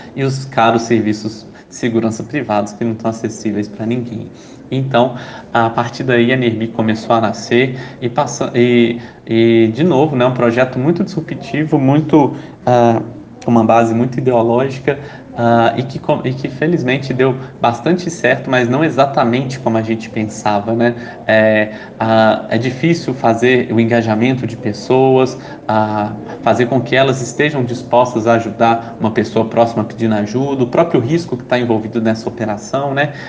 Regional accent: Belo Horizonte, Minas Gerais, Brazil; now in São Paulo, Brazil; Eu nasci em Belo Horizonte, uh, mas a gravidade de São Paulo me puxou

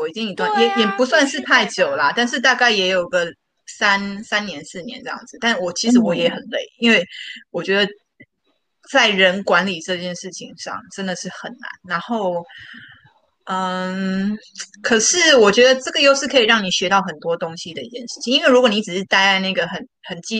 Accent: Taiwan; 哎，我跟你讲，台湾好的一点就是我们台湾人真的超有 idea 的，

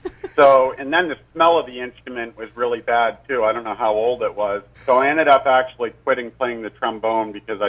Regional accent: Millinocket, Maine, United States; now in Hollis, United States; I'm from Millinocket originally, but I live over in Hollis right now.

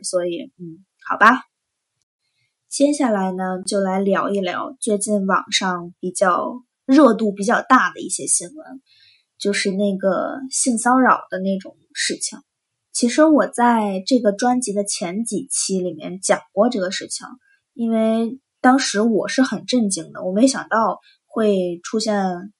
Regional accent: China; moved away; 我是中国的

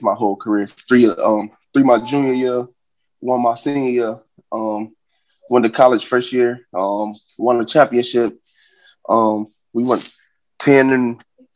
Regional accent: West Virginia, United States; moved away; My hometown is West Virginia.

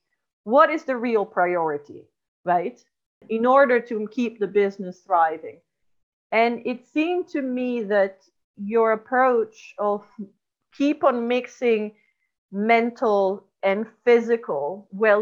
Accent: Lombardy, Italy; I grew up in Lombardy

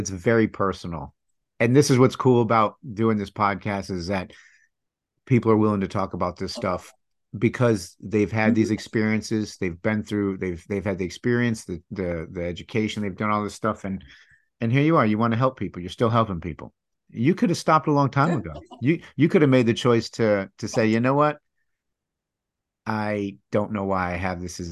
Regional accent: Michigan, United States; growing up in Michigan, I didn't realize how much Catholicism had influenced the state

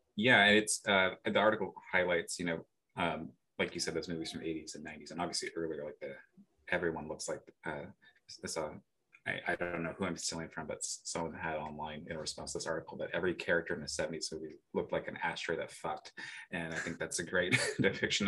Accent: the Bay Area, California, United States; moved away as an adult; now in Milwaukee, United States; we are from the, the Bay

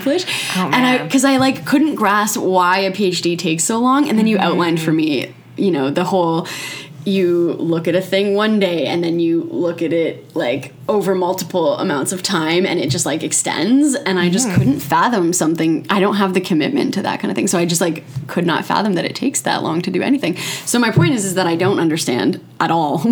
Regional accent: Markham, Ontario, Canada; also born or lived in British Columbia; I grew up here. So I'm from Markham

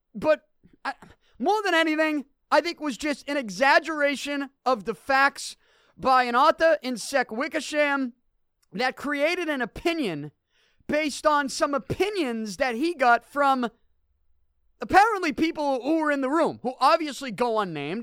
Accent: Boston, Massachusetts, United States; I'm from Selty

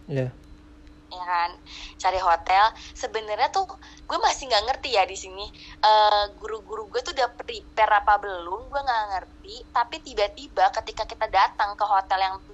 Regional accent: Cirebon, West Java, Indonesia; itu uh, sekolah gue gue orang Cirebon sekolah gue ana, namanya SMA Negeri 6 Cirebon

